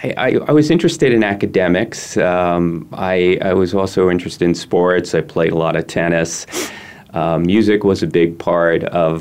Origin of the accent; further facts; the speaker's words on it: New York area, United States; moved away as an adult; also born or lived in Albuquerque, New Mexico; now in Arizona, United States; I grew up in the New York area.